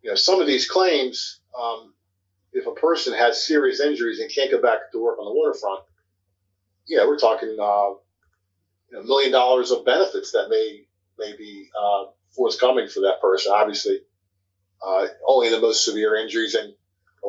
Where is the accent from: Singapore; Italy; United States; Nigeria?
United States; Baltimore, Maryland; accent: East Baltimore; my East Baltimore accent